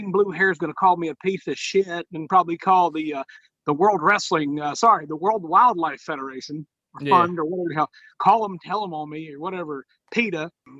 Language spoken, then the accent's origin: English; Ohio, United States; I'm a small town kid from southeastern Ohio, just like Joe Burrow, the Heisman Trophy winner. I grew up 10 minutes from where he's from. Small town kid in the poorest region in the state of Ohio.